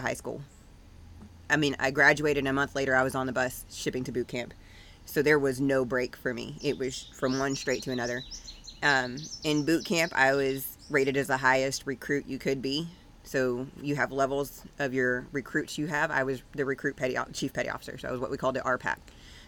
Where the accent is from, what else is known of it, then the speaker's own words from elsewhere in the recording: Texas, United States; Born and raised in Texas.